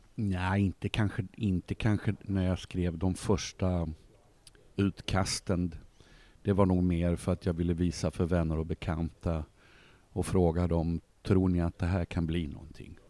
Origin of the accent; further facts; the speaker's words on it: Malmö, Skåne, Sweden; also born or lived in Uppsala / Sundsvall; Så jag bodde där tills jag var nio år. Då flyttade vi till eh, Sundsvall där pappa jobbade ett år. Och, sen landade vi i Malmö våren 1963 och sen dess har jag bott här